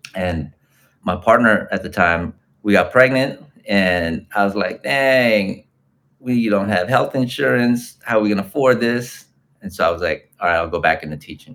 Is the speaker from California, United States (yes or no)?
yes; Los Angeles, California, United States; I was born and raised in Los Angeles, in Tongva land, but my folks and my ancestors come from the so called Philippines